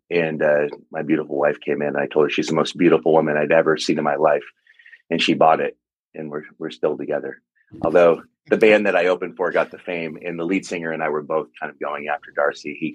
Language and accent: English; Portland, Oregon, United States; We're from the Northwest, both from the Portland area